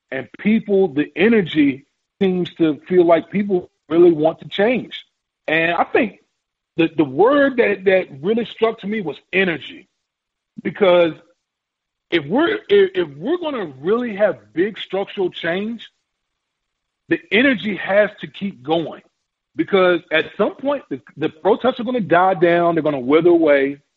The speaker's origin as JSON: {"language": "English", "town": "Richmond", "region": "Virginia", "country": "United States", "tie": "born or raised there", "said": "that was a crazy crazy time in the '60s growing up in Richmond"}